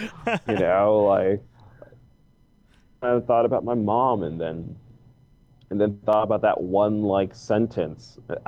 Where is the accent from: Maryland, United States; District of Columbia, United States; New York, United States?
Maryland, United States; Baltimore; I am 16 years old and I'm from Baltimore, Maryland.